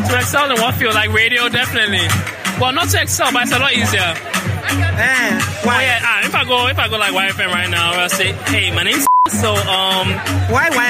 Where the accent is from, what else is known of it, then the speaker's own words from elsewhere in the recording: Accra, Greater Accra, Ghana; I was born in Accra. Okay. Lived in Accra